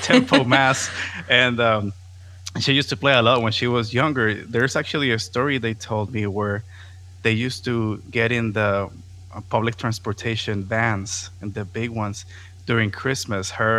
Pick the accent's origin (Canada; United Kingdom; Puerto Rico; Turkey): Puerto Rico; Caguas; first language Spanish; English is a second language; moved away as an adult; also born or lived in San Juan, Puerto Rico / Florida; I was born in San Juan. I was raised in the capital for the first 4 years. And once my sister was born, we moved to the city of Caguas, and that's where I lived my whole life until I left in 2008